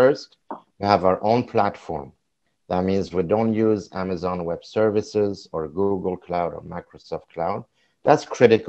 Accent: Switzerland; also born or lived in Vancouver, Canada; I am from Switzerland, even though I'm in Canada right now

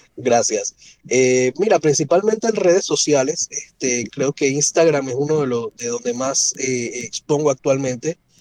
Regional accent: Panama; crecí rodeado de naturaleza en Panamá

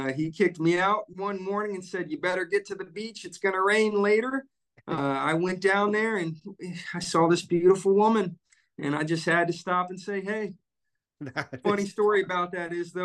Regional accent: Bloomington, Indiana, United States; I was born in Bloomington, Indiana. I've been an Indiana native all my life, proud Hoosier.

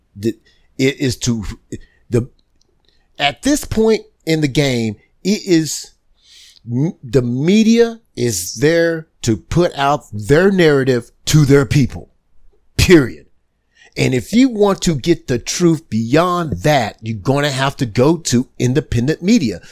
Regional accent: United States; We as an American people

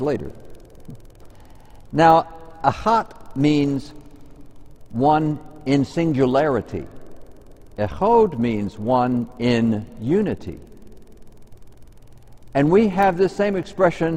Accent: United States; I'm an American.

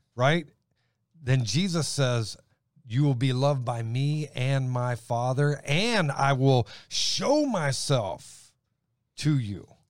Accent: Elyria, Ohio, United States; also born or lived in Steubenville, Ohio; I was born in Steubenville, raised up around Lorraine, Elyria

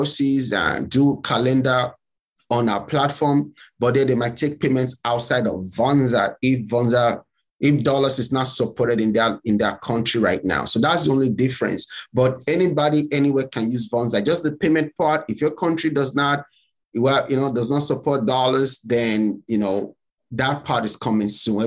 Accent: Nigeria; moved away as an adult; now in United States; I'm from Nigeria

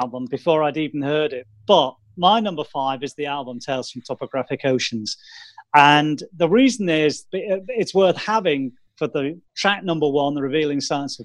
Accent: United Kingdom

